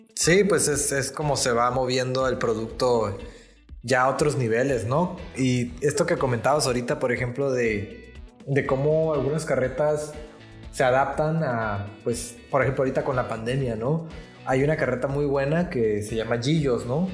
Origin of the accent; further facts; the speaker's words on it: Ensenada, Baja California, Mexico; en mi infancia aquí en Ensenada